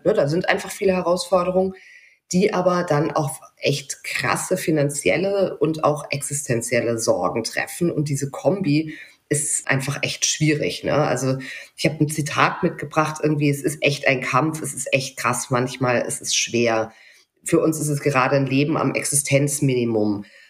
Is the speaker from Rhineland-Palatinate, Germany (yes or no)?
yes; near Mainz, Rhineland-Palatinate, Germany; ich bin ja westdeutsch sozialisiert in der mhm. Nähe von Mainz aufgewachsen